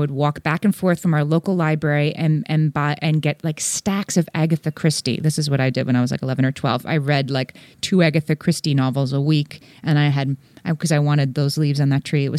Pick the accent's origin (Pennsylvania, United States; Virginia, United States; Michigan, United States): Pennsylvania, United States; Scranton; There's a water park near where I grew up in Scranton, Pennsylvania, that has a very reasonable season pass for people who live there.